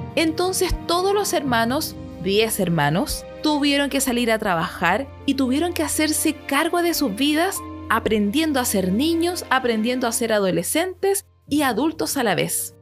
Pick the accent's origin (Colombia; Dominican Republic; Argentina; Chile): Chile; mi país, donde yo vivo, Chile